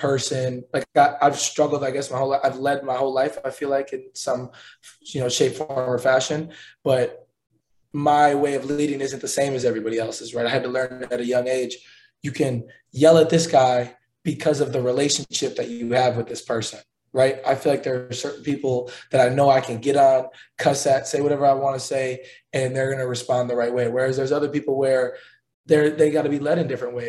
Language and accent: English; Milwaukee, Wisconsin, United States; now in Indianapolis, United States; my hometown, the Bucks